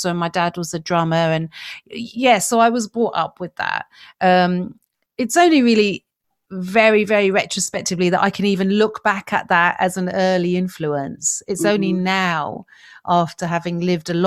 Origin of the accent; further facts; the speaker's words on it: Yemen; I come from Yemen and I was brought up around the cultural practices of my family home, of my origins.